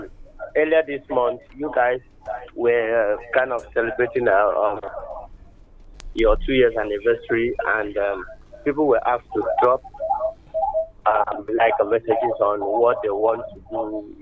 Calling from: Uyo, Akwa Ibom, Nigeria; I'm calling from Uyo.

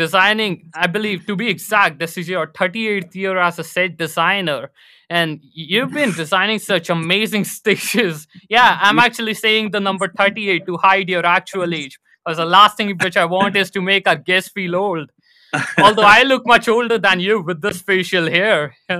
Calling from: New Delhi, Delhi, India; And I'm currently live from New Delhi, India.

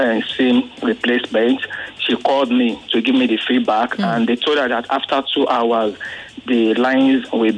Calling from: Lagos, Nigeria; I'm calling from Satellite Town.

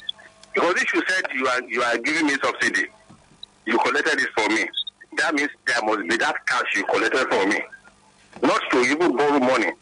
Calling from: Ibafo, Ogun State, Nigeria; I'm calling from Ibafu.

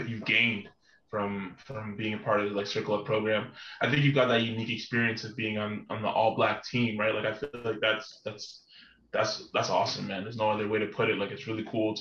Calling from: Toronto, Ontario, Canada; I'm calling in from Toronto, Canada

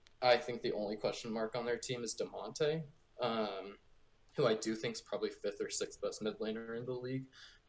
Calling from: Cedar City, Utah, United States; I'm calling from Cedar City, Utah.

